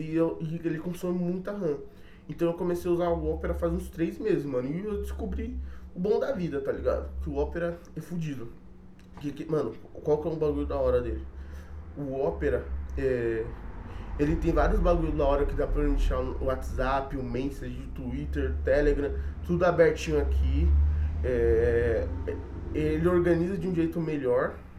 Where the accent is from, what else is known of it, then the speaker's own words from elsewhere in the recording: São Paulo, Brazil; sou de São Paulo